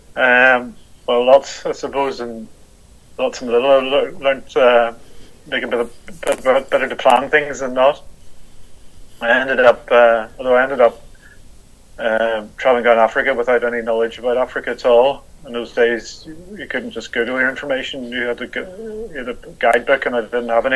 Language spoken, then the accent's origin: English; Belfast, Northern Ireland, United Kingdom; I was brought up in the 70s in Belfast